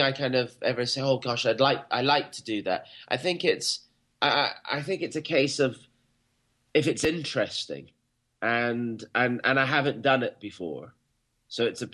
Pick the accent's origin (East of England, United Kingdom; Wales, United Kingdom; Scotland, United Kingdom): Scotland, United Kingdom; I was born in Scotland, and Catcher in the Rye was not part of our reading repertoire